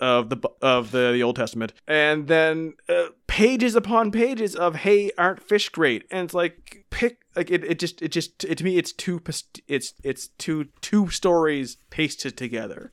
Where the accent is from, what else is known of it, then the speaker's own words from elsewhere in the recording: Canada; being Canadian